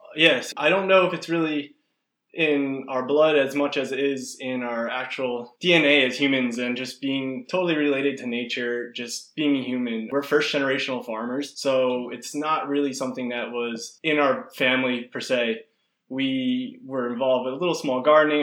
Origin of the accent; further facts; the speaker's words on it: New Jersey, United States; I'm far away from New Jersey. We have all this family there